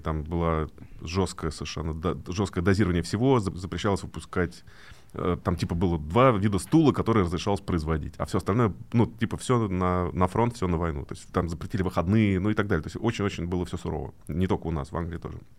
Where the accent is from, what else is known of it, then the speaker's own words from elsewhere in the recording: Moscow, Russia; где я вырос в Москве, такой район Медведково с панельными этажами